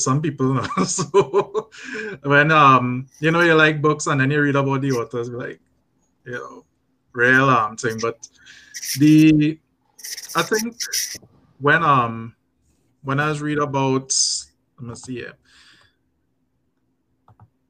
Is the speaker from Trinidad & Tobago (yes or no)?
yes; Trinidad & Tobago; I am a Trinidadian